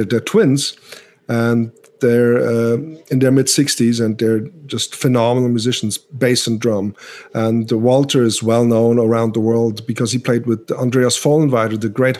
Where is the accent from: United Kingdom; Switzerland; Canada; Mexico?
Switzerland; English is a second language; now in United States; I'm from Europe, and my English is not all that good. But, you know, growing up in Switzerland